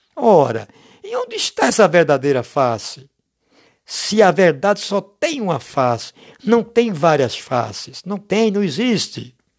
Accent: Brazil; a gente é do Brasil

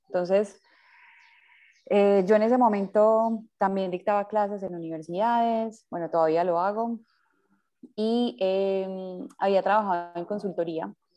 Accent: Medellín, Antioquia, Colombia; yo soy de Medellín, nací en, Medellín.

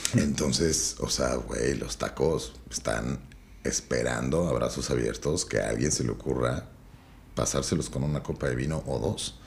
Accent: Mexico

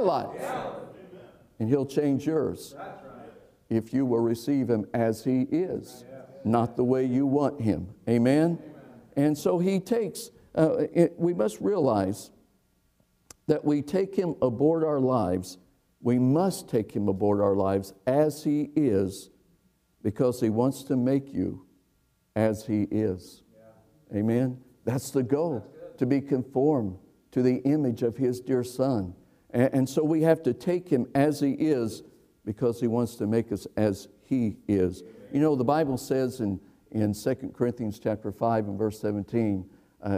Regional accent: Indiana, United States; I'm from Indiana

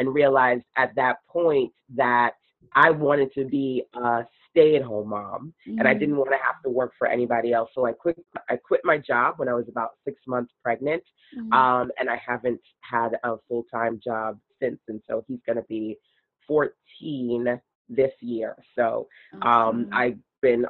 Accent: New York City, New York, United States; I grew up in Brooklyn

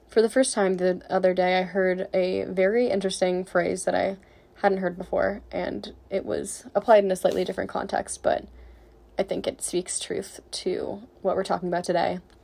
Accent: San Francisco, California, United States; moved away as an adult; now in Boulder, United States; I'm originally from San Francisco, California, and moved to Boulder to go to school

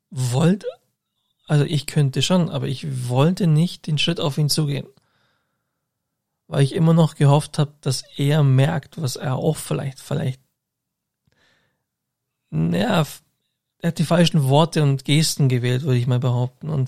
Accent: Augsburg, Bavaria, Germany; ich bin alle zwei Wochen in Augsburg, meiner Heimatstadt.

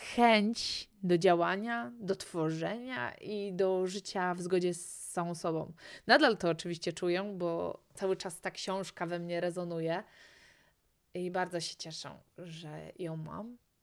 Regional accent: Poland; jestem z Polski

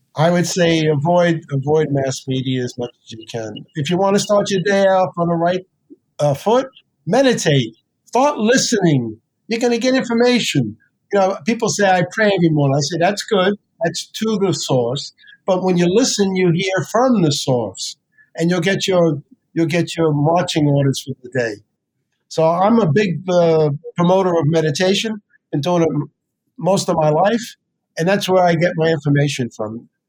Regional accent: New York City, New York, United States; moved away; also born or lived in New Jersey; I grew up in the South Bronx.

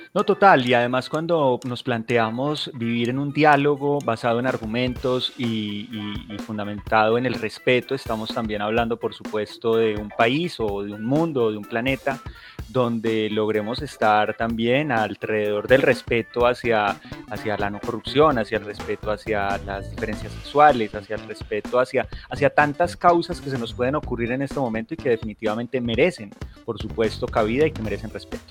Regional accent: Colombia; nosotros como colombianos

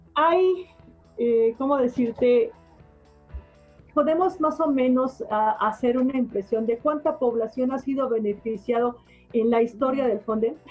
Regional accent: Mexico; somos los mexicanos

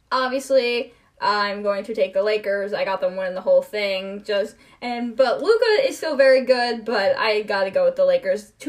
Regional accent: Cleveland, Ohio, United States; I grew up in Cleveland.

